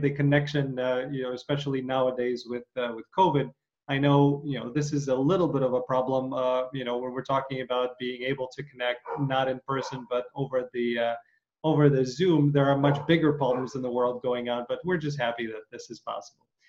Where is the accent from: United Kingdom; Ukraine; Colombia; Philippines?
Ukraine; I grew up in Ukraine